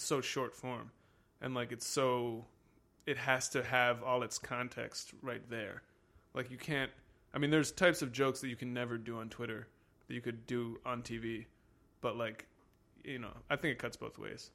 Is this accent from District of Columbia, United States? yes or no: yes; Washington, District of Columbia, United States; I'm from Washington, D C